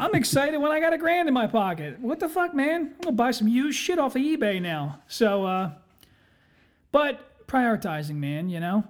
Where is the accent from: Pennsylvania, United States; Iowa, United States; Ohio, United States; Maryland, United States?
Pennsylvania, United States; Philadelphia; I'm from Philadelphia